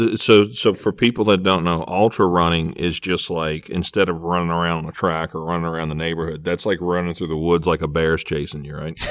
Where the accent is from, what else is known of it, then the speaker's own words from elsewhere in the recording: Louisiana, United States; I'm from the flatlands of Louisiana, below sea level